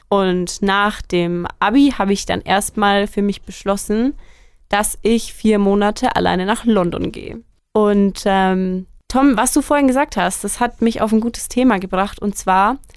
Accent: Bavaria, Germany; Und ich komme, wie schon gesagt, aus der Nähe von Nürnberg. Ich bin ein totales Landei eigentlich. Ähm, mein Kaff hat 800 Einwohner die nächste Stadt, in der man überhaupt irgendwie irgendwas machen kann, ist 17 Kilometer weg.

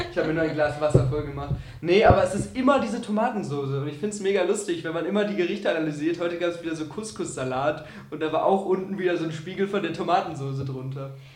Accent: Augsburg, Bavaria, Germany; ich komme aus Augsburg

